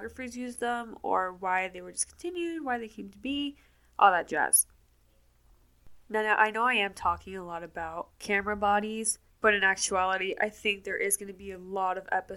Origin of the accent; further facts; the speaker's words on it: Miami, Florida, United States; moved away as an adult; now in Atlanta, United States; I was born and raised in Miami, Florida, and I didn't leave Miami until 2 years ago when I moved to Atlanta, Georgia